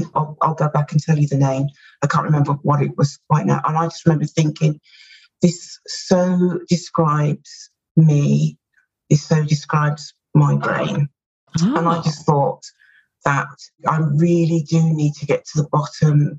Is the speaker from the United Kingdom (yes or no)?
yes; United Kingdom; And as you can tell from my accent, or maybe you can't, I'm from the UK.